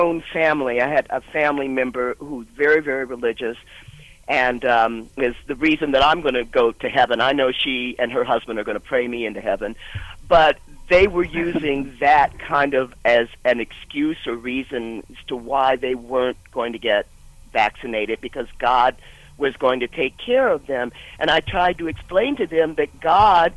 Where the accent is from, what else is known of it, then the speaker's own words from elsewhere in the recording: Columbus, Ohio, United States; we felt as Black kids growing up in Columbus